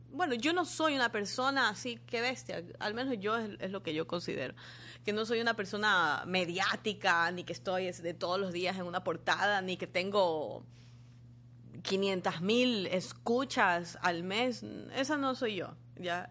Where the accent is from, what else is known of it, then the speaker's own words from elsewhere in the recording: Guayaquil, Guayas, Ecuador; moved away as an adult; also born or lived in Quito / Argentina; yo salí de Guayaquil